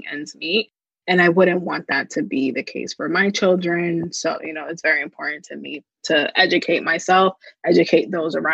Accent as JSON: {"language": "English", "region": "New Jersey", "country": "United States", "said": "I am from Jersey."}